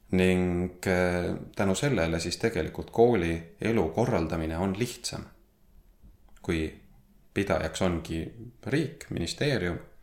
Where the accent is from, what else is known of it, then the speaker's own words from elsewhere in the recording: Võru, Võru County, Estonia; sündinud ja kasvanud olen Võrus